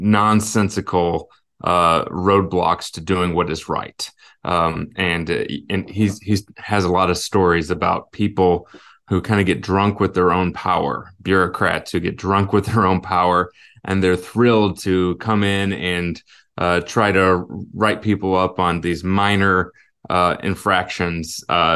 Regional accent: Illinois, United States; also born or lived in Alaska; And I was born in Alaska. Like I said, we moved a little bit. I ended up going through high school, mostly in the St. Louis area, the Illinois side of the Mississippi River.

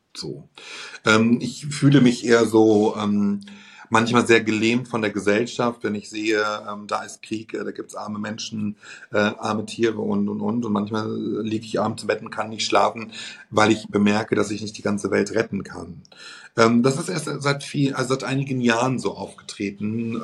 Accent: Germany; bei uns in Deutschland

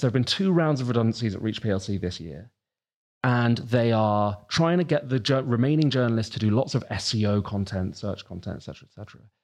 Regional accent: East Grinstead, South East England, United Kingdom; moved away as an adult; now in Manchester, United Kingdom; Where I grew up in Sussex, you can probably tell from my accent, I'm not from this neck of the woods

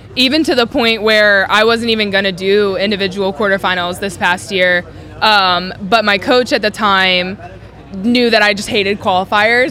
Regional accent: North Carolina, United States; moved away as an adult; also born or lived in California; now in Texas, United States; I grew up in North Carolina, so moving from North Carolina to California was wild

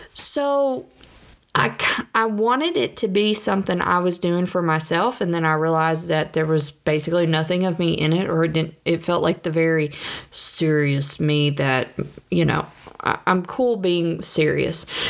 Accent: the South, United States; I'm from the South.

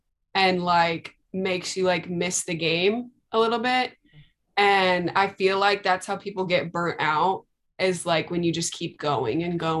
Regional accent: Tulsa, Oklahoma, United States; also born or lived in Norman, Oklahoma; I'm from Tulsa

